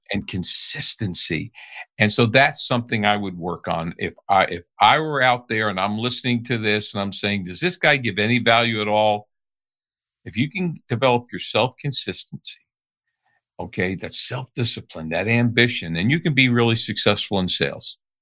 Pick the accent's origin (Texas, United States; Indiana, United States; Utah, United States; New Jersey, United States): New Jersey, United States; I grew up in New Jersey.